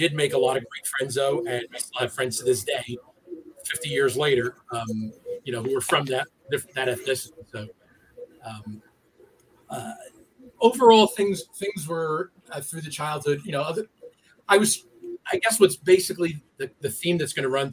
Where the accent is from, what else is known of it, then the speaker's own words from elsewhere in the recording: United States; I'm from the New York City area. I've lived within an hour of New York City for my entire life, and I grew up in a community that was very, very ethnic